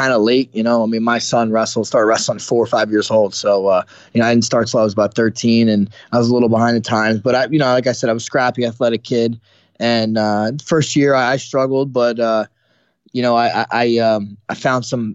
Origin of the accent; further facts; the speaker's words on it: New Jersey, United States; I was born in New Jersey, North Jersey